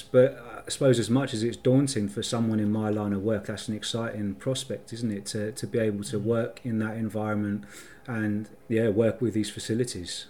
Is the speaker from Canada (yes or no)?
no; London, United Kingdom; So I'm from North London, so uh, sort of Barnet and, and Finchley in, in North London is sort of where I'm from.